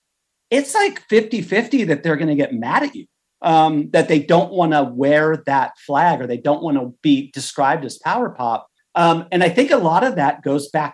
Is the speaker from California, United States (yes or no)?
yes; Hermosa Beach, California, United States; I grew up in Southern California in the Hermosa Beach area